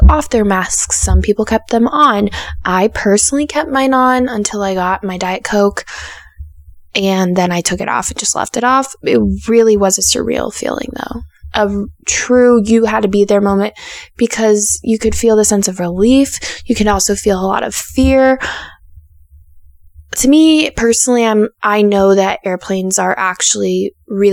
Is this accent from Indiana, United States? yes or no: no; Denver, Colorado, United States; I am from Denver